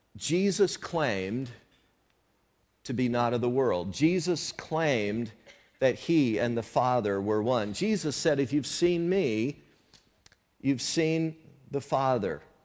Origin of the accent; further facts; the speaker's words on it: the South, United States; moved away; where I grew up in the South some years ago